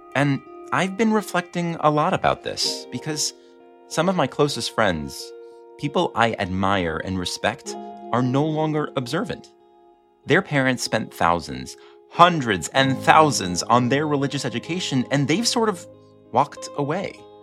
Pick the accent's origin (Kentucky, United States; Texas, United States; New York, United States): New York, United States; Five Towns; I'm from the Five Towns, this bastion of observant Judaism.